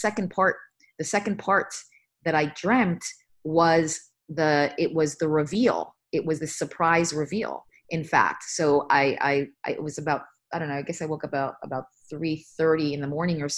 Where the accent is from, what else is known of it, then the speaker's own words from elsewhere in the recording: United States; also born or lived in Bronx, New York / New Jersey; I grew up in New York, as you mentioned. I was born in the Bronx. And then my family moved to a New Jersey suburb